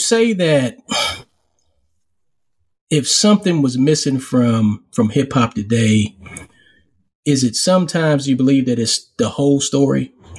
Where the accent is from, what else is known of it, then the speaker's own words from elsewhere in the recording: Charleston, South Carolina, United States; also born or lived in Harlem, New York; I was born in Harlem. Then I moved, spent the rest of my time growing up in Charleston, South Carolina.